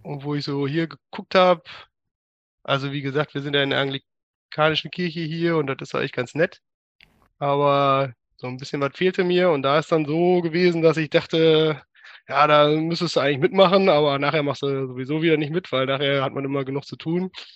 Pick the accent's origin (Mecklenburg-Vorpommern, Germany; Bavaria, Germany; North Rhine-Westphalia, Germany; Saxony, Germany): North Rhine-Westphalia, Germany; Münsterland; first language German; moved away as an adult; also born or lived in Berlin / Bochum / Eindhoven; now in Helmond, Netherlands; ich komme ursprünglich aus dem Münsterland, äh, Dorfkind aus einem hm. 3000 Seelendorf.